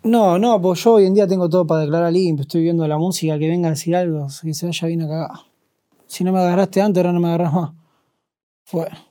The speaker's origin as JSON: {"language": "Spanish", "country": "Argentina", "said": "Yo hablo como argentino"}